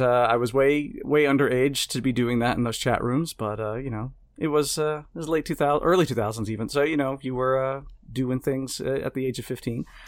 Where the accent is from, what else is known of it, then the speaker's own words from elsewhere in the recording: Mississippi, United States; moved away as an adult; now in Amsterdam, Netherlands; I am from Mississippi